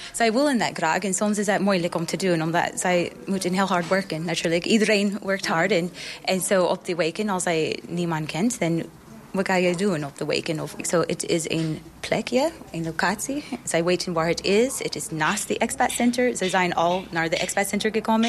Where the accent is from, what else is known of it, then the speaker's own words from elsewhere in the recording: United States; Dutch is a second language; now in Eindhoven, Netherlands; ik kom uit Amerika